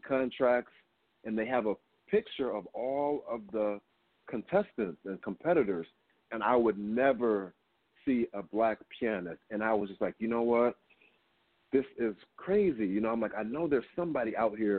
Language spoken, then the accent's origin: English; Kalamazoo, Michigan, United States; moved away; I'm originally from Michigan, so I would attend something called the Gilmore Keyboard Festival, and all of the most, the biggest classical piano players would come to our town